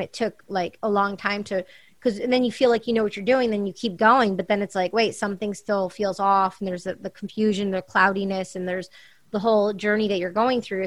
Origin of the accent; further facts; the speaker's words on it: Michigan, United States; moved away as an adult; also born or lived in New York City, United States; now in Los Angeles, United States; I'm growing up in Michigan